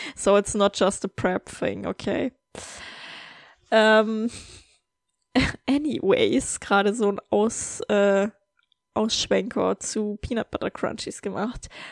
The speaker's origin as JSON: {"language": "German", "country": "Germany", "tie": "born or raised there", "moved": "yes", "said": "in meine Heimat zu fahren in Deutschland"}